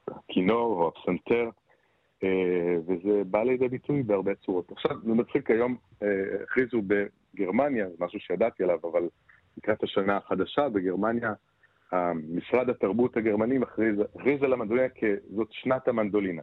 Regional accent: Beersheba, Southern District, Israel; born or raised there

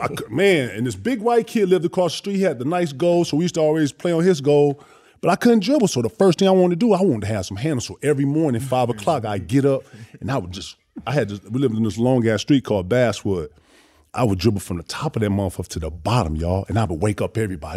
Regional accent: Greenville, South Carolina, United States; also born or lived in Mauldin, South Carolina; I'm from Greenville, South Carolina

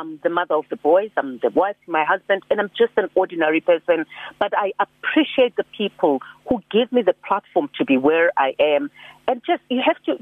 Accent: South Africa; My father was the only son, so I was born in Sinville

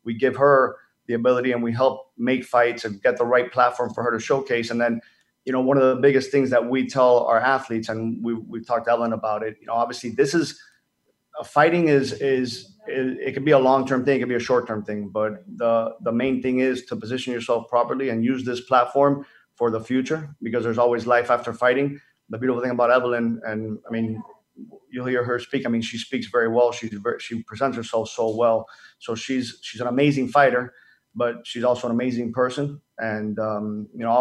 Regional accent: Dominican Republic; I grew up in the Dominican Republic

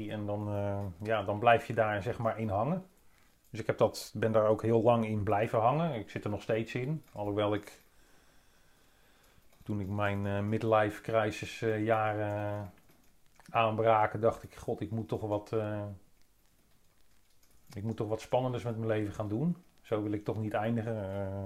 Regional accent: Capelle aan den IJssel, South Holland, Netherlands; Capelle aan de oh, IJssel.

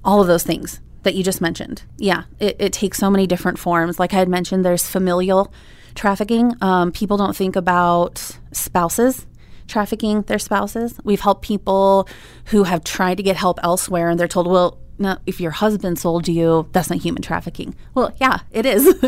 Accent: Des Moines, Iowa, United States; moved away as an adult; now in Oklahoma, United States; I'm from Des Moines, Iowa

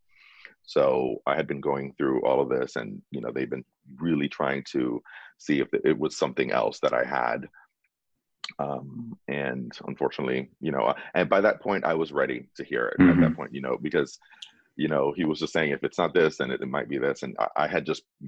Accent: Florida, United States; moved away as an adult; also born or lived in California; now in Bay Area, United States; I'm originally from Florida

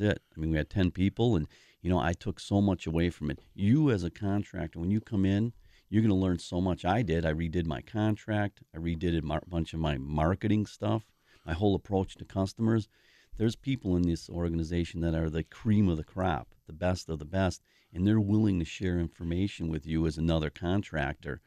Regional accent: Milwaukee, Wisconsin, United States; I grew up in the South Side.

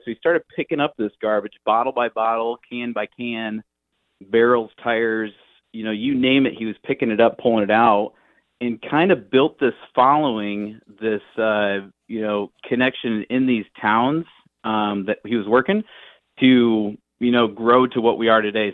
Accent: United States; I grew up in the Quad Cities

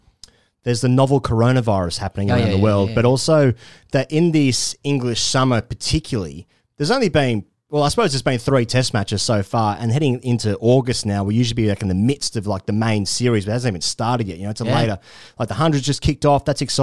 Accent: Australia; as an Australian.

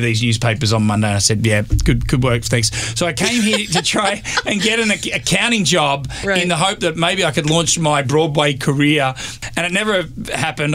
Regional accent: Melbourne, Victoria, Australia; moved away as an adult; also born or lived in London / Sydney; now in New York, United States; even though I'm from Melbourne, I'm from the south.

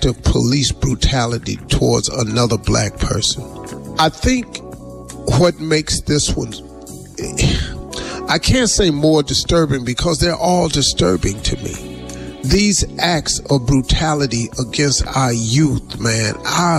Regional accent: United States

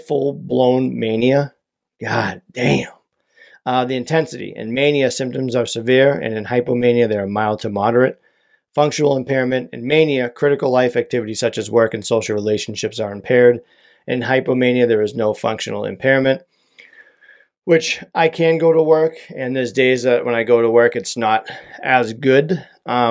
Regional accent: United States; I'm from America

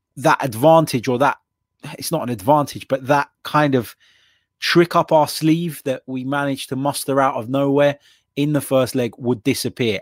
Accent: London, United Kingdom; being a Londoner

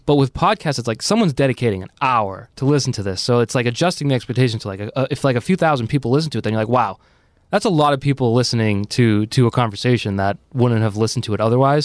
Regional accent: Boston, Massachusetts, United States; I'm from Boston

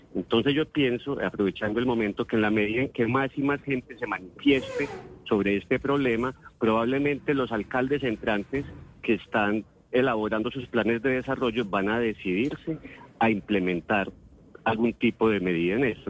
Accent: Colombia; como colombianos

